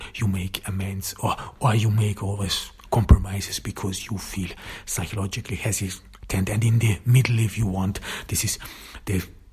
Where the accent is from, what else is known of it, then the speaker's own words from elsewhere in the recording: Austria; I grew up in Austria, in the countryside